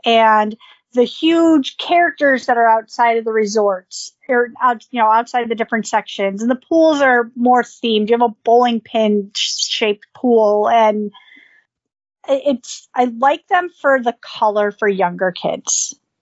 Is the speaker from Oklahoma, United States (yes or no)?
no; Buffalo, New York, United States; growing up in Buffalo and and the cold and the snow